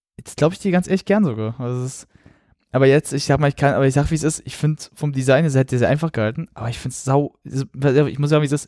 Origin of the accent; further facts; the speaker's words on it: Germany; ich bin Deutscher